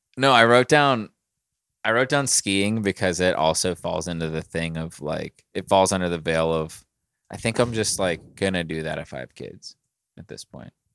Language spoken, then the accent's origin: English; Pittsburgh, Pennsylvania, United States; I was born in Pittsburgh, I'm from here